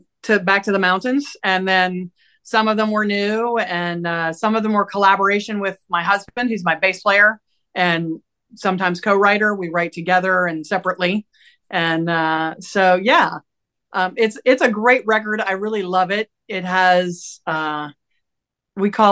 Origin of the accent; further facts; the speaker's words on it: Appalachia, United States; moved away; I'm an Appalachian American woman